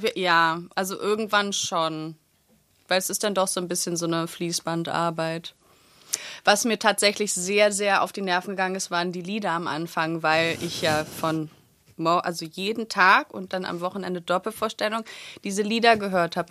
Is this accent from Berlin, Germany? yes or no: yes; Berlin, Germany; Ich bin in Schöneberg geboren und in Wilmersdorf und Schöneberg groß geworden.